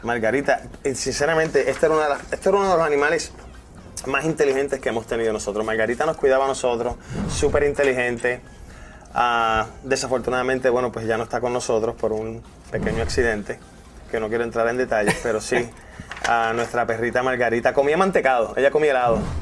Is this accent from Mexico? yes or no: no; Fajardo, Puerto Rico; Fajardo ese es mi pueblo natal